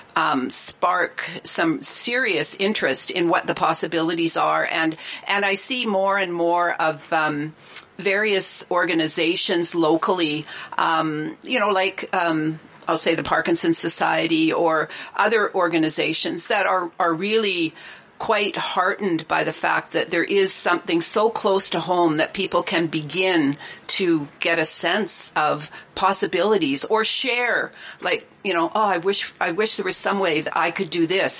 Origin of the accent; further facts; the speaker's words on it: Revelstoke, British Columbia, Canada; I was born in Revelstoke